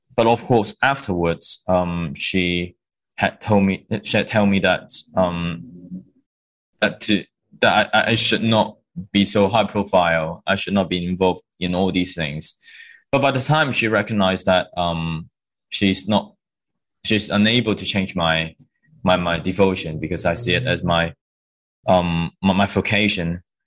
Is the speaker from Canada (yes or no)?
no; Hong Kong; moved away as an adult; also born or lived in mainland China; now in London, United Kingdom; when I was born in China in 1993, we reunion in Hong Kong in 1999 when I was six. So that was um, how I managed to come from mainland China to Hong Kong